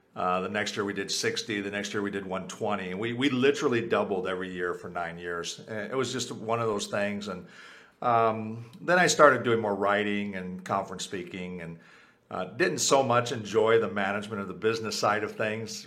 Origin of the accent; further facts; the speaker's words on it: United States; first language Spanish; English is a second language; my first language was Spanish. I was born in the U.S.